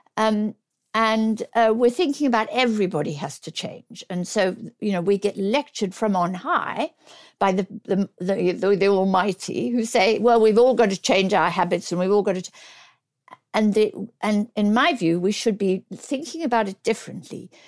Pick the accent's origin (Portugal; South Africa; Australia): South Africa; now in United Kingdom; I'm South African born.